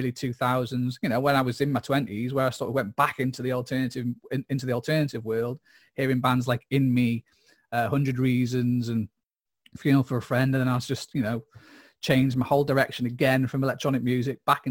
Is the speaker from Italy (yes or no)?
no; Mold, Wales, United Kingdom; also born or lived in Wrexham; I grew up in Mould